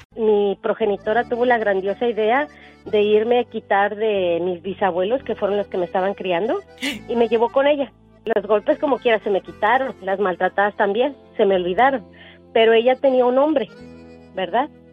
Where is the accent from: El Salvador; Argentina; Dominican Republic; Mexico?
Mexico; Mexico City; soy de la Ciudad de México